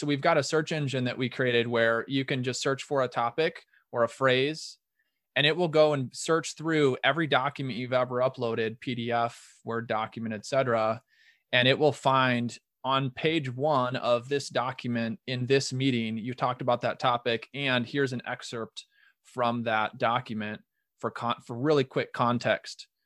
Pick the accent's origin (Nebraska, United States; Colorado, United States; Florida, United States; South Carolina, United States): Nebraska, United States; Omaha; moved away as an adult; now in Rochester, United States; I'm originally from Omaha, Nebraska and moved to Minnesota um, for love to get married